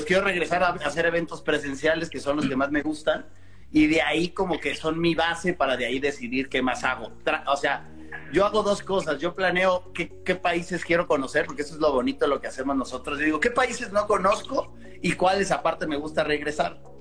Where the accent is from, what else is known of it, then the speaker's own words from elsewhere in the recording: Mexico; Desde, desde México para el mundo